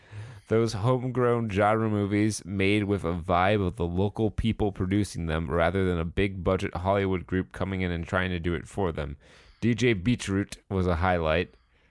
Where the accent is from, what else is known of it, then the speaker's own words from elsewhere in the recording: Scotland, United Kingdom; It's a rite of passage, part of being Scottish.